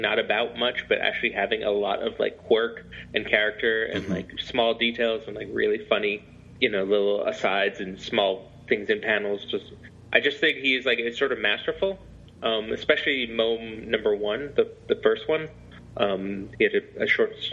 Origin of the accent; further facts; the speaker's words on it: England, United Kingdom; also born or lived in Scotland; now in United States; I was born in Scotland, but I grew up in England